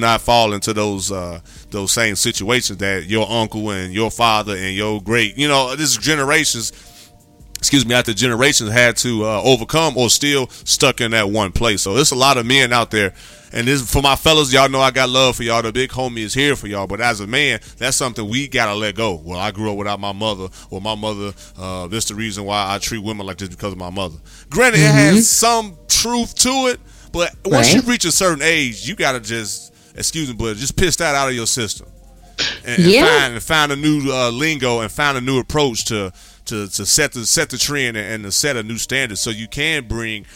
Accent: Gary, Indiana, United States; we grew up in Gary, man. That's all we knew.

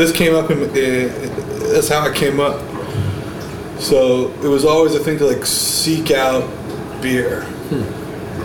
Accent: Hamilton, Ontario, Canada; now in Quebec, Canada; I'm from Ontario

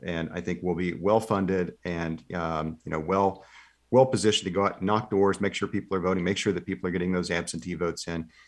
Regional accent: Seminole, Oklahoma, United States; my hometown of Seminole

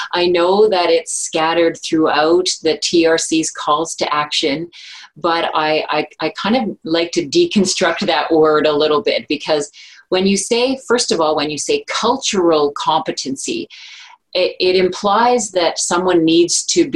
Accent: Chapleau, Ontario, Canada; now in Ottawa, Canada; I'm from the Chapleau Cree First Nation in Treaty 9 territory in northeastern Ontario

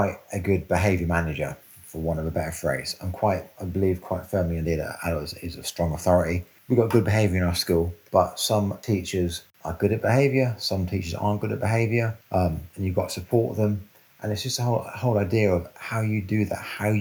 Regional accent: London, United Kingdom; now in Cornwall, United Kingdom; I grew up in North London. I actually grew up in Brent

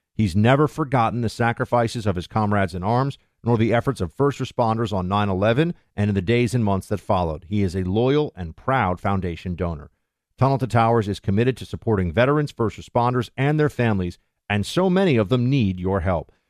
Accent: New York, United States; also born or lived in Florida; I'm gonna be up in New York, though, my hometown

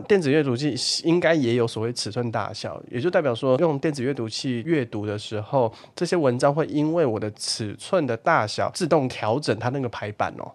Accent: Taiwan; 我们台湾人

